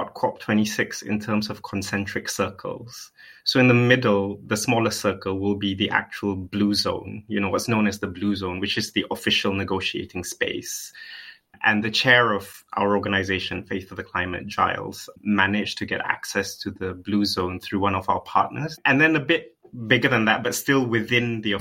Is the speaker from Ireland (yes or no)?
no; Malaysia; moved away as an adult; now in United Kingdom; I was born in Malaysia. I was raised there.